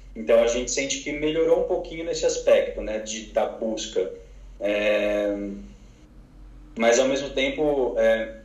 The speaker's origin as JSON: {"language": "Portuguese", "region": "São Paulo", "country": "Brazil", "moved": "as an adult", "lives_now": "Barcelona, Spain", "said": "eu saí de São Paulo justamente porque eu queria sair desse caos de cidade grande"}